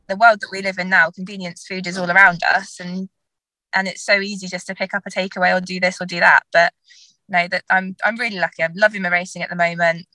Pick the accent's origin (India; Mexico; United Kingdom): United Kingdom; Dartmoor, South West England; I grew up on Dartmoor.